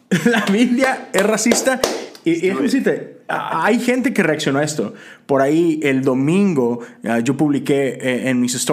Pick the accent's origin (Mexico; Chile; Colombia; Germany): Mexico; moved away as an adult; yo crecí toda mi vida en México, ¿no? Tengo 10 años acá.